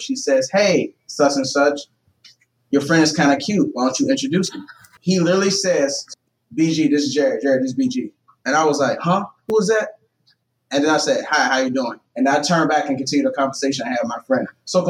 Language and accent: English; the South, United States; I grew up in the South.